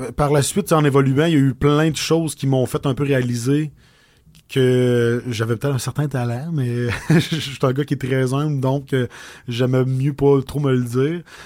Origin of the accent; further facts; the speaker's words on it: Audet, Quebec, Canada; accent: accent de la bosse, du bois; J'ai grandi à Audette. J'ai étudié à Lac-Mégantic